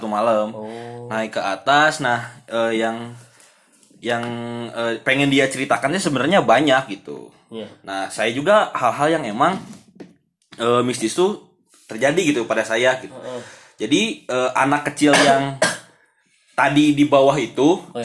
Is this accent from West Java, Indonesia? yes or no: yes; Padalarang, West Java, Indonesia; Saya kan berasal dari Padalarang